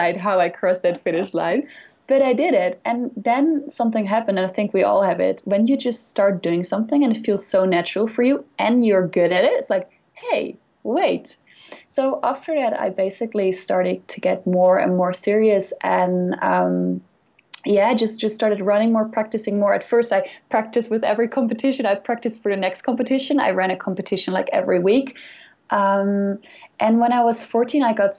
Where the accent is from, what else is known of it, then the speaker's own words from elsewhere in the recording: Netherlands; English is a second language; moved away; I'm from the Netherlands, and we are very, very active people. Basically, we bike everywhere